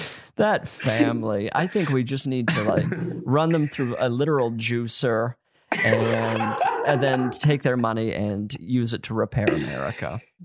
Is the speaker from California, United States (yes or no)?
no; Utah, United States; I'm from Utah